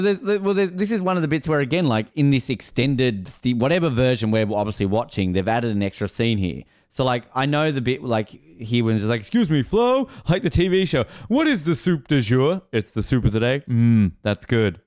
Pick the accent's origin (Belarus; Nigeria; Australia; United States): Australia; as an Australian uh, eight year old